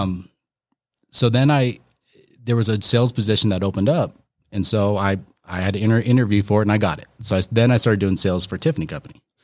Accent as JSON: {"language": "English", "town": "Aurora", "region": "Colorado", "country": "United States", "tie": "born or raised there", "said": "I grew up in Aurora"}